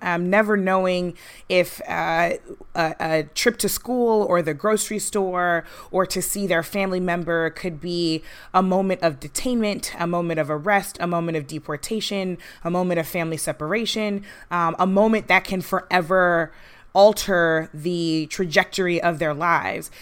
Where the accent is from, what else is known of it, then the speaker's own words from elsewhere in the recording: St. Louis, Missouri, United States; I grew up in Saint Louis